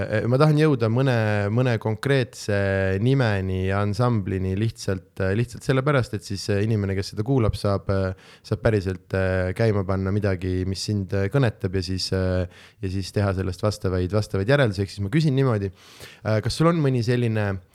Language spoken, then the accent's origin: Estonian; Southern Estonia, Estonia; me oleme kõik äh, Lõuna-Eestist